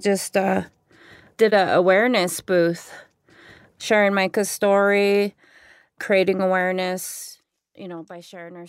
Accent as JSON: {"language": "English", "town": "Browning", "region": "Montana", "country": "United States", "tie": "born or raised there", "moved": "yes", "lives_now": "Flathead Reservation, United States", "said": "I was born on the Blackfeet Reservation in Browning, Montana. My dad is Blackfeet and my mom is Navajo."}